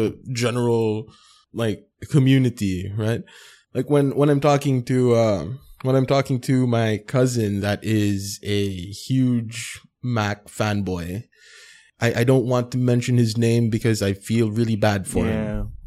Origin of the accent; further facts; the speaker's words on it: Philippines; we're in Filipino culture and it's very hierarchical